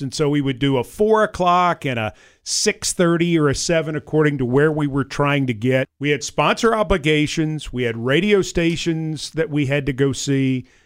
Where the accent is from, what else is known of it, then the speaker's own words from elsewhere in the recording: Franklin, Tennessee, United States; I grew up in Franklin